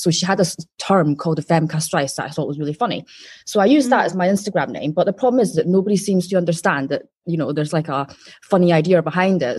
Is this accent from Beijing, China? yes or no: no; Wuhan, Hubei, China; moved away; I'm from Wuhan